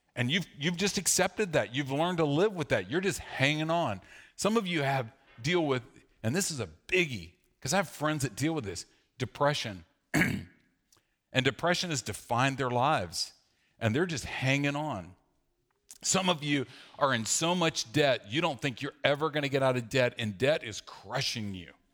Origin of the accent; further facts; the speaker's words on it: the South, United States; growing up in the South